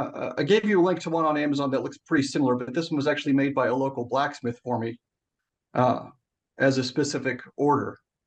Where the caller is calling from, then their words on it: Pittsburgh, Pennsylvania, United States; also born or lived in Michigan / Southern California; Calling in from just outside Pittsburgh, PA.